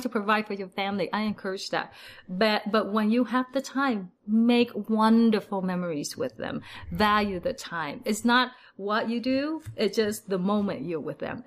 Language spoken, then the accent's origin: English; Vietnam; now in Salt Lake City, United States; I was born in Vietnam, so my whole family is from Vietnam